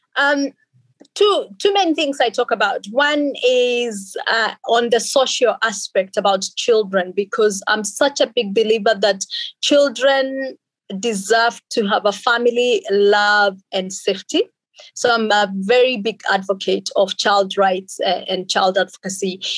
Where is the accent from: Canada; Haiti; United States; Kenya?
Kenya; also born or lived in Finland / England; now in Australia; born and raised in Kenya by two amazing parents